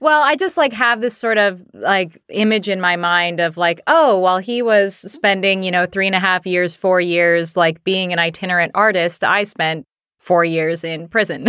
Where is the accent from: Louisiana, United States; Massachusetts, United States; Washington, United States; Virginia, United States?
Washington, United States; Seattle; we're both from Seattle. So, um, we both, uh, both of us grew up here